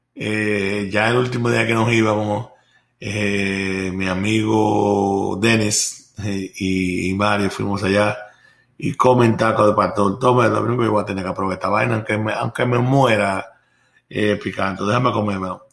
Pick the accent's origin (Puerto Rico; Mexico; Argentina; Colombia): Puerto Rico; now in Florida, United States; Me recuerdo yo cuando era pequeño, allá en Puerto Rico